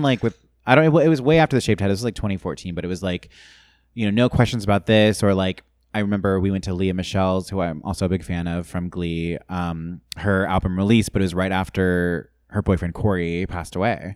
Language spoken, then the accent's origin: English; San Clemente, California, United States; moved away as an adult; also born or lived in Los Angeles; I'm from Orange County originally, um, from San Clemente, Dana Point